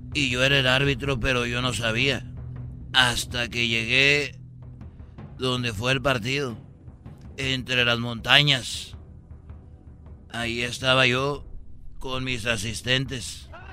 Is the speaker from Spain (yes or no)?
no; Jalisco, Mexico; yo soy de, de, de Jalisco